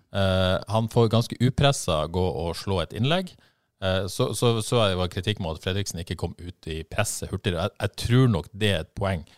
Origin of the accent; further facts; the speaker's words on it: Bodø, Nordland, Norway; jeg er fra Bodø